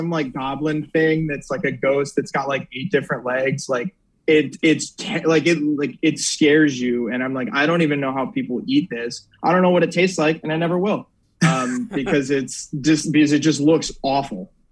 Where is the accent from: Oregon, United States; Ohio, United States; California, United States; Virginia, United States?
Virginia, United States; Yeah, born and raised in Northern Virginia. Northern Virginia.